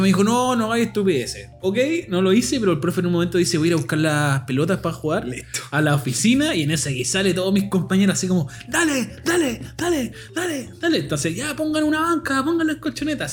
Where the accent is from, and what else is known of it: Puente Alto, Santiago Metropolitan Region, Chile; born or raised there